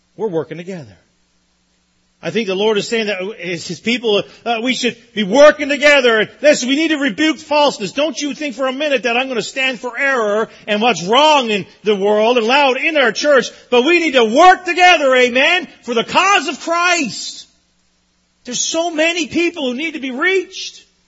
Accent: Newfoundland and Labrador, Canada; I grew up in Newfoundland.

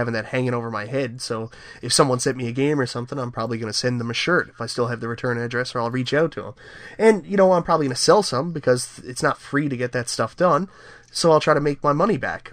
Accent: Canada; I'm a Canadian

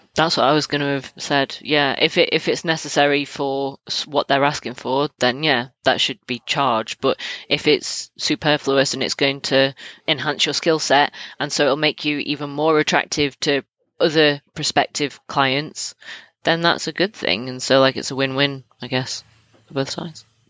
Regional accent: United Kingdom; I'm British.

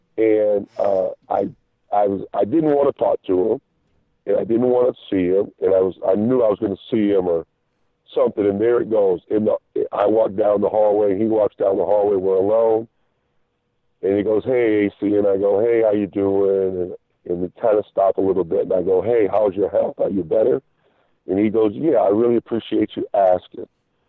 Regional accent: Iowa, United States; I come from Iowa, and now I'm in Boston

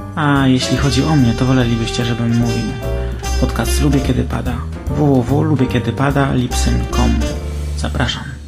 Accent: Poland; moved away as an adult; also born or lived in England; now in United Kingdom; jestem e, z Polski, mm, ale teraz e, mieszkam w, UK, e, w Anglii

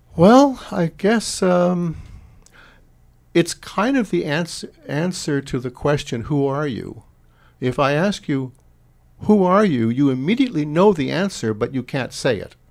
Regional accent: San Francisco, California, United States; moved away; also born or lived in Terrace, British Columbia; I grew up in San Francisco, it was a city of parishes

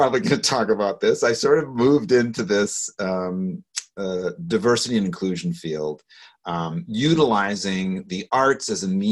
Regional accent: Waukegan, Illinois, United States; also born or lived in Los Angeles; I'm a Chicagoan, I guess I would say right there. I was born and raised in the northern suburbs of Chicago in Waukegan

